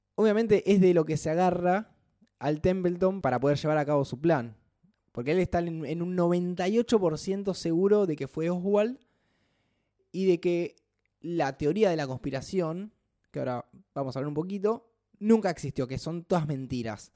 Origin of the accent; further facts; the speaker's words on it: Buenos Aires, Argentina; somos bastante porteños